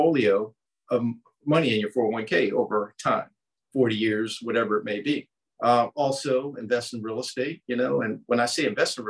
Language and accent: English; Baltimore, Maryland, United States; moved away as an adult; also born or lived in California / Florida / Colorado Springs; Growing up in Baltimore, there were some projects